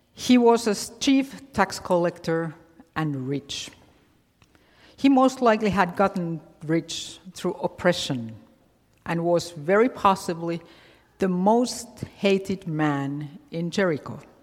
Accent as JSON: {"language": "English", "country": "Finland", "tie": "born or raised there", "moved": "yes", "said": "growing up in Finland, I didn't know anything about Halloween"}